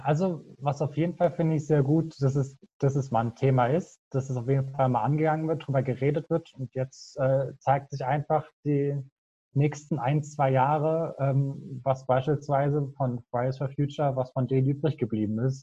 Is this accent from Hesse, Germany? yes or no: yes; near Frankfurt, Hesse, Germany; moved away as an adult; now in Aachen, Germany; bin nicht gebürtig aus Aachen, sondern komme eigentlich aus der Nähe von Frankfurt, wohne jetzt aber für mein Studium halt, wie gesagt, hier in Aachen